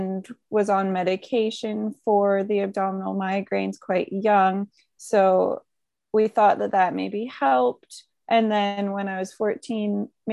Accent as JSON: {"language": "English", "town": "Creston", "region": "British Columbia", "country": "Canada", "tie": "born or raised there", "said": "my hometown of Creston, BC"}